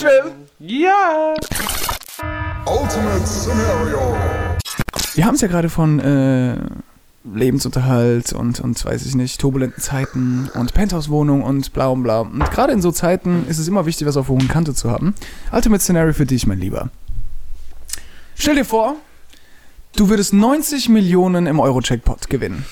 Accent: Mannheim, Baden-Württemberg, Germany; also born or lived in Freiburg; ich bin unglücklich in Mannheim, mhm. auch wenn es meine Heimatstadt ist

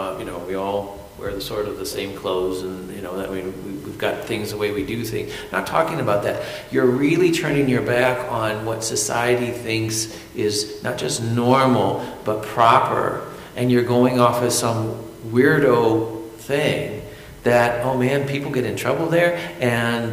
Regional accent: United States; I'm American

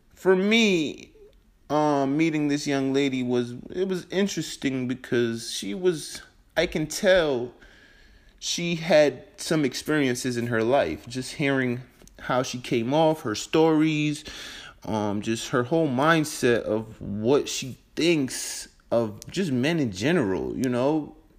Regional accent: New York, United States; moved away; also born or lived in Denver, Colorado; I'm originally from New York. So I'm from a big metropolitan city

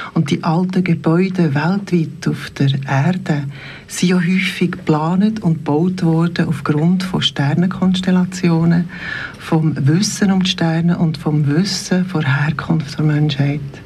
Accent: Bernese Oberland, Switzerland; ich bin im Oberland aufgewachsen

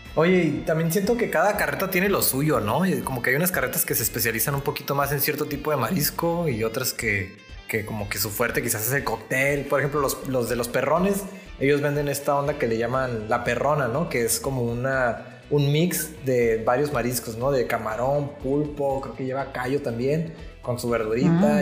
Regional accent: Ensenada, Baja California, Mexico; en mi infancia aquí en Ensenada

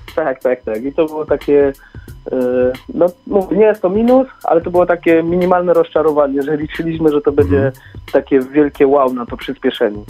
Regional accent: Bielsko-Biała, Silesian Voivodeship, Poland; My jesteśmy też ze Śląska, z Bielska Białej

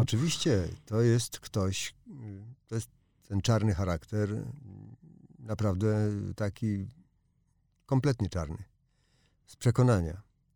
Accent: Łódź, Łódź Voivodeship, Poland; jestem z Łodzi

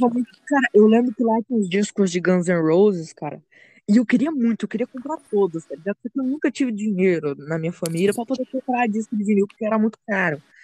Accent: São Paulo, Brazil; also born or lived in Rio Grande do Sul; Eu nasci no Rio Grande do Sul, só que com dois anos de idade, minha mãe e meu pai vieram para São Paulo e agora eu moro aqui.

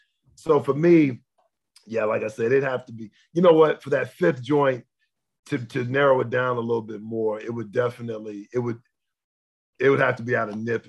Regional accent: South Texas, United States; Originally from South Texas

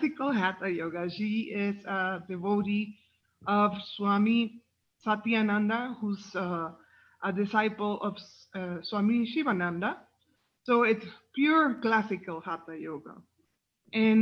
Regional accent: Mexico; I'm from Mexico.

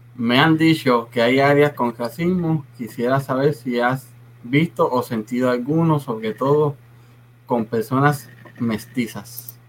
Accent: Puerto Rico; now in Texas, United States; cuando yo salí de Puerto Rico

